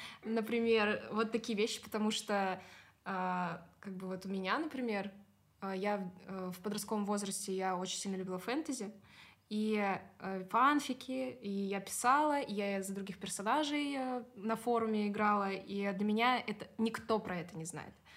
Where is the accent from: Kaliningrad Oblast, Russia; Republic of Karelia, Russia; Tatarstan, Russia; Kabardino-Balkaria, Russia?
Kaliningrad Oblast, Russia; moved away as an adult; now in Moscow, Russia; откуда я приехала, из Калининградской области.